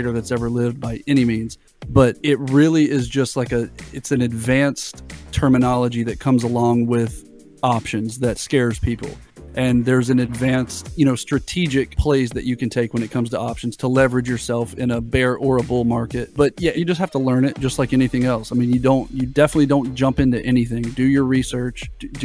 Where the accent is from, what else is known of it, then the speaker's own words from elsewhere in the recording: Florida, United States; I'm from Florida